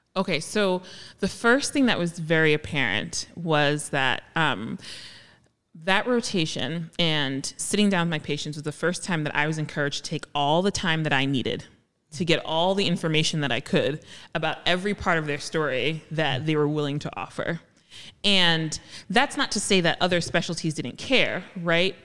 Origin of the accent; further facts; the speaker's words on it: Jersey City, New Jersey, United States; I grew up in Jersey City